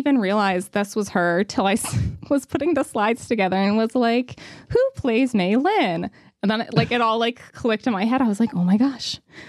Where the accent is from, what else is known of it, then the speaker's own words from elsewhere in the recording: New York, United States; And of course, growing up in New York, I love those strange stripes and then the red Pulcinella hat worn by Rose.